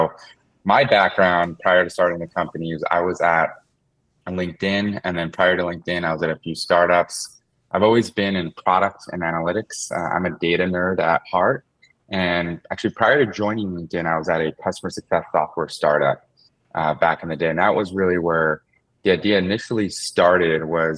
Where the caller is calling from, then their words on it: Concord, California, United States; I am in the Bay Area. So I'm in the East Bay in a city called Concord, California.